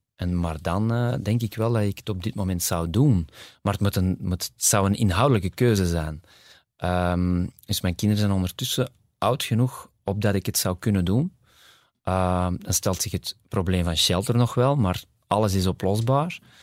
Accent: Kontich, Flanders, Belgium; also born or lived in Borgerhout / Ghent / New York; now in Antwerp, Belgium; ik ben eigenlijk opgegroeid in Kontig, uh, eh, 18 jaar. Eh, maar geboren in Borgerhout.

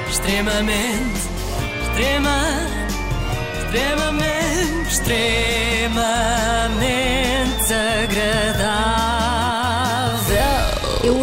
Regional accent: Lisbon, Portugal; tenho 21 anos, vim de Lisboa.

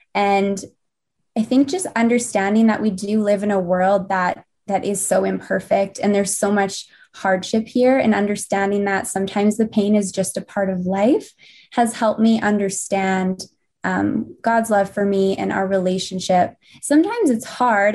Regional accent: St. Albert, Alberta, Canada; also born or lived in Winnipeg, Manitoba; came back to Saint Albert, and I've called this place home for, since I was ten years old, and I'm almost twenty-seven now. So, definitely grew up here.

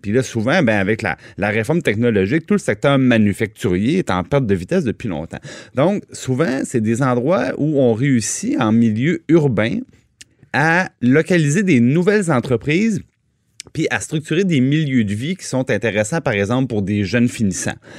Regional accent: Trois-Rivières, Quebec, Canada; je viens de Trois-Rivières

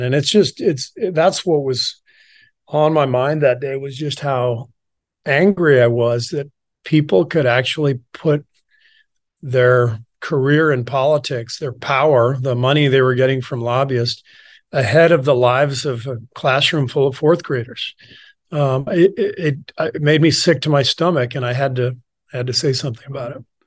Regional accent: Los Angeles, California, United States; also born or lived in Beirut, Lebanon / Cairo, Egypt / France; we moved to L A when I was pretty young, like two years old, 'cause my dad took a job at U C L A as a professor. So, most of my childhood was spent in L

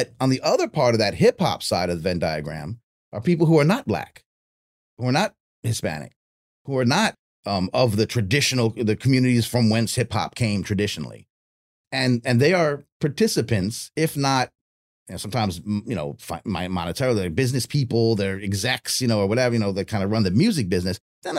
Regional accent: Tokyo, Japan; I'm born here and my family lives in Japan. We live in Tokyo for whatever reason. And as a baby, I grew up in Japan. And for 20 years, I'm in Japan.

